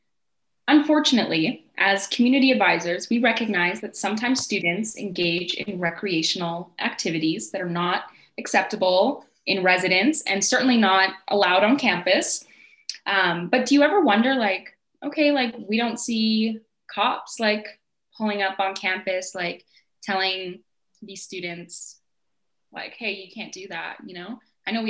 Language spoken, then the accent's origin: English; Calgary, Alberta, Canada; I was born and raised in Calgary